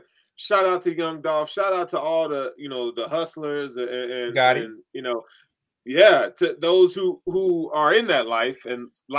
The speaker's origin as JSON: {"language": "English", "town": "Chattanooga", "region": "Tennessee", "country": "United States", "tie": "born or raised there", "said": "I grew up in that, like, in Tennessee, you know, I grew up in Chattanooga, New war zone, dog."}